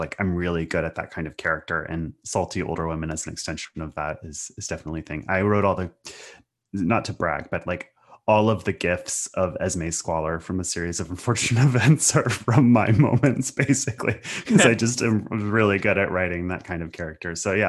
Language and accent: English; Pacific Northwest, United States; You know, I came from the Riot Girl scene of the 90s and grew up in the Pacific Northwest.